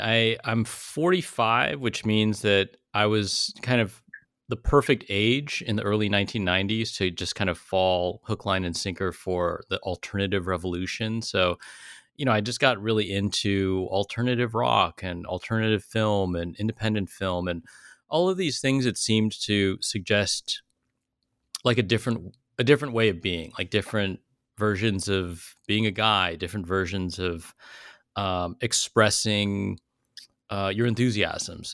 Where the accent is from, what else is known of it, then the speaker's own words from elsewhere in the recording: South Bay, Silicon Valley, California, United States; I grew up in the South Bay, like Silicon Valley, in the eighties and nineties